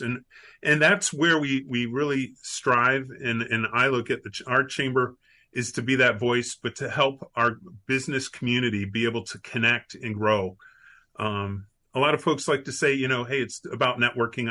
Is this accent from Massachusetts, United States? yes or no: no; Miami, Florida, United States; also born or lived in Tennessee; now in Orlando, United States; I grew up in Miami, Florida, uh, went to college in Tennessee, uh, my, made my way back to Florida after graduating, and um, uh, made my way to Orlando